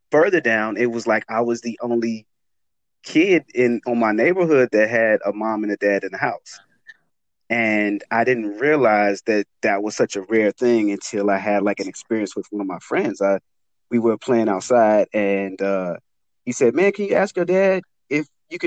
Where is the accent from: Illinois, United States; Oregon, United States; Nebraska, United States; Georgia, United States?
Illinois, United States; Chicago; I grew up in West Englewood